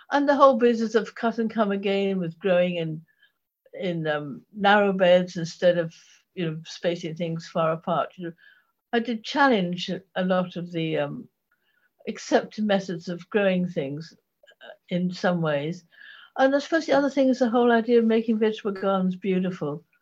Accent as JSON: {"language": "English", "town": "Ipswich", "region": "East of England", "country": "United Kingdom", "tie": "born or raised there", "moved": "yes", "lives_now": "Norfolk, United Kingdom", "said": "I, I grew up in Suffolk"}